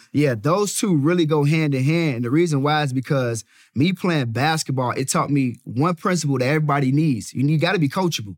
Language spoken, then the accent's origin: English; Chicago, Illinois, United States; Born and raised in the south side of Chicago